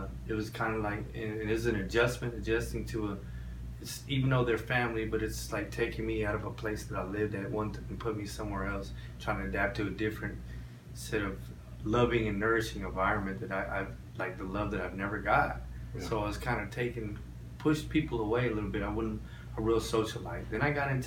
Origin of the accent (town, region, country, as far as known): Rio Grande Valley, Texas, United States; born or raised there; also born or lived in Orlando, Florida